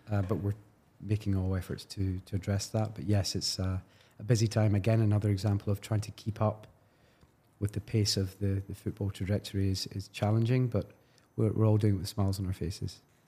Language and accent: English; Glasgow, Scotland, United Kingdom; I'm from Glasgow